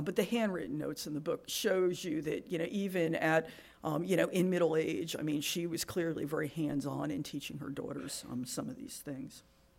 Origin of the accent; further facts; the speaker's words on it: New Jersey, United States; I'm from New Jersey